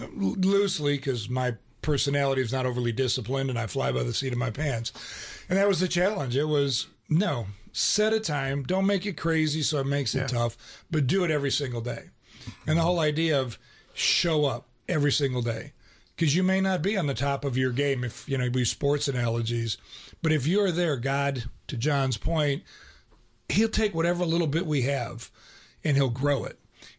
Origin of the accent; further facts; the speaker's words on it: Ohio, United States; I grew up in Ohio. We had a Catholic church literally on every other corner where I grew up. Everybody was Catholic, but oftentimes it was cultural.